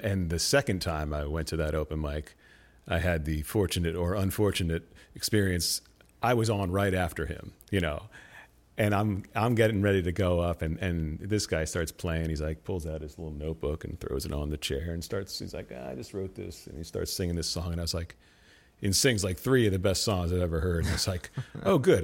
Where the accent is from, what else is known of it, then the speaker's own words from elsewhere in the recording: Clinton, New Jersey, United States; also born or lived in Hoboken, New Jersey; I grew up in Clinton, New Jersey